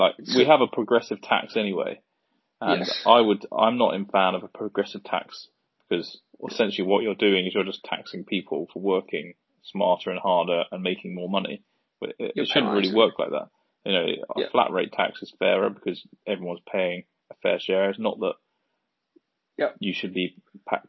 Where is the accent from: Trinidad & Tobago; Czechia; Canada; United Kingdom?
United Kingdom; Surrey, South East England; I come from Surrey, so just on the outskirts of London.